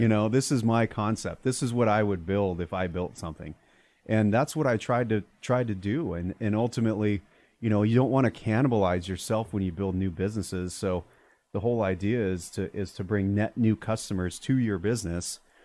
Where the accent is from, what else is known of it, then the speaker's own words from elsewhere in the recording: Arizona, United States; also born or lived in Prescott, Arizona; I grew up in Arizona